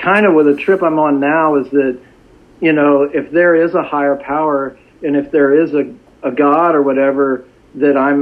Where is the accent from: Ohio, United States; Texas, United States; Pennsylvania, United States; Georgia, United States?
Texas, United States; Dallas; I grew up in Dallas. Dallas is a great place.